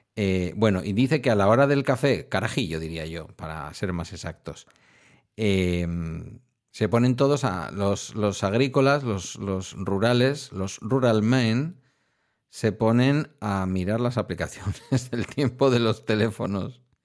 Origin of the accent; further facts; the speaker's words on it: town on the Ibaizabal river, near Bilbao, Basque Country, Spain; el Ibaizábal es el río que pasa por mi pueblo